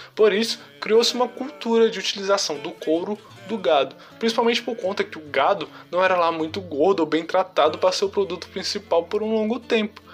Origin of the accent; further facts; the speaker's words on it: Ceará, Brazil; como bom cearense que a gente é